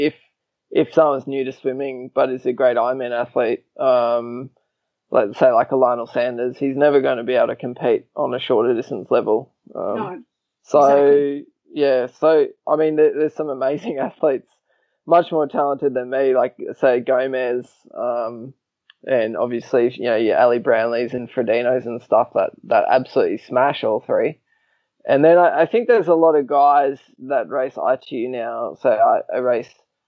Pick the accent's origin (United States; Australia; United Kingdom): Australia; I'm technically a bit of a Kiwi too, even though I was born in Australia